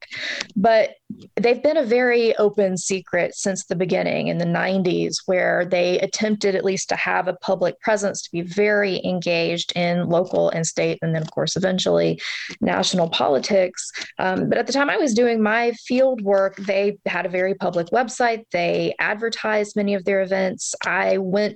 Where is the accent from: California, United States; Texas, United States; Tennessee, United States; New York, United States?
Tennessee, United States; Northeast; I'm from Northeast Tennessee, and I pulled out my accent maybe a little more heavily than it usually comes out